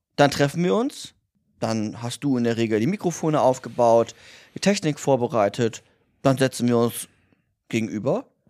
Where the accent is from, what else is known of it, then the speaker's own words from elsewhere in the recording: Bremen, Germany; moved away; wir kommen ja beide aus Bremen